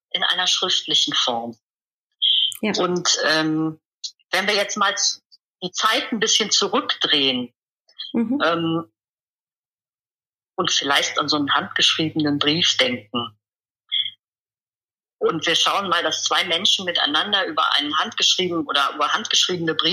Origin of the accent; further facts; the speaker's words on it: Rhineland, Germany; Ich komme aus dem Rheinland und hier im Rheinland sagt man eigentlich zu allem, was man nicht genau erklären oder erfassen kann oder definieren kann, Gedöns.